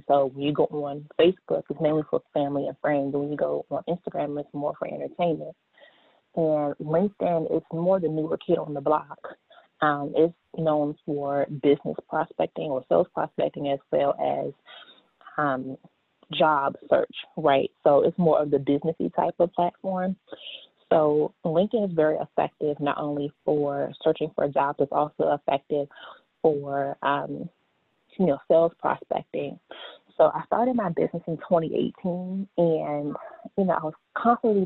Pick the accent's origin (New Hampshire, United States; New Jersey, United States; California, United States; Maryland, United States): Maryland, United States; Largo; I am from Largo, Maryland, or for those who are not familiar with Largo, I'm from the D.C. metropolitan area